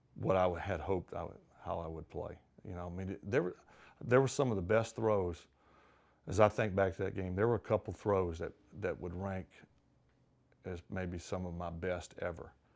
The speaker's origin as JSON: {"language": "English", "region": "Mississippi", "country": "United States", "tie": "born or raised there", "said": "growing up in Mississippi"}